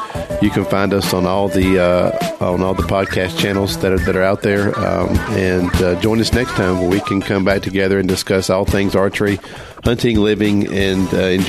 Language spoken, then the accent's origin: English; the South, United States; I'm from the South. I say pecan.